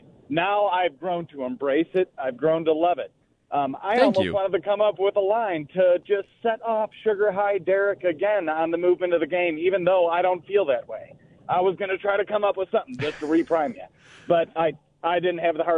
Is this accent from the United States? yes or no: yes; Buffalo, New York, United States; I was born in 84. … I grew up in Buffalo. Jim Kelly littered my walls.